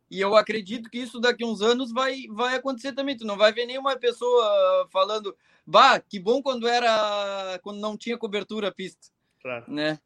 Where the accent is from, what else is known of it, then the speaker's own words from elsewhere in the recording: Rio Grande do Sul, Brazil; eu sou gaúcho, eu cultivo muito as tradições